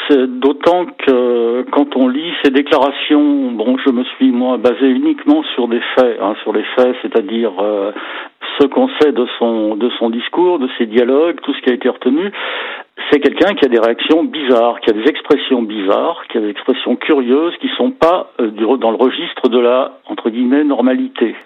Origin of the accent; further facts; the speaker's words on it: Savoie, Auvergne-Rhône-Alpes, France; chez nous en Savoie